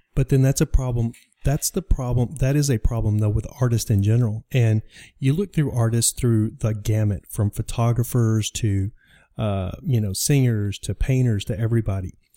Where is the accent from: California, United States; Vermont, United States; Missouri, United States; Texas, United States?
Texas, United States; Dallas; moved away; I'm from Dallas